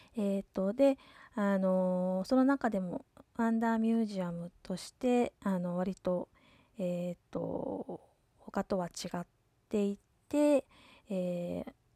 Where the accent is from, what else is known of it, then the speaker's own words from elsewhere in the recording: Yomitan, Okinawa, Japan; ちなみに私はあのー、もともとここ読谷村の出身です